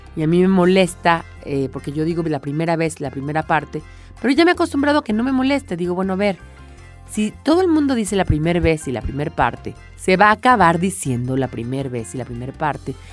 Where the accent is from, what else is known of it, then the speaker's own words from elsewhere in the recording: Mexico; a mí como mexicana, que no tengo este dialecto madrileño